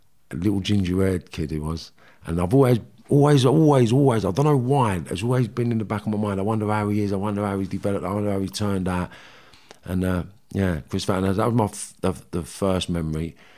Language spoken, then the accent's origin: English; Liverpool, North West England, United Kingdom; Yeah. Well, it started in Liverpool. I was born in Fazakerley Hospital, 1972.